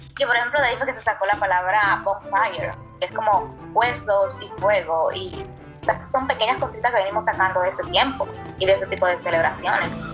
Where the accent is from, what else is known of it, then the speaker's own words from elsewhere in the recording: Dominican Republic; yo soy dominicana